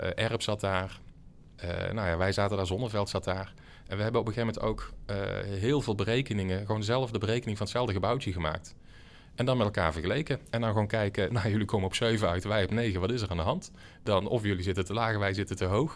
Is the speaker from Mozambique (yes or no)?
no; North Brabant, Netherlands; ik zat er wat tussenin als, als Brabander